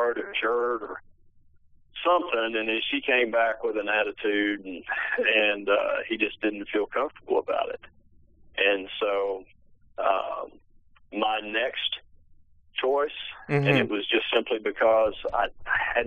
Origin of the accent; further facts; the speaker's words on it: United States; I was not doing my part as an American.